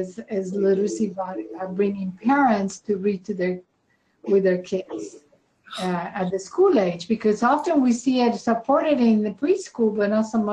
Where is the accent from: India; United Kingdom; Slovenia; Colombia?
Colombia; Medellín, Antioquia; moved away; I was born in Medellin, Colombia.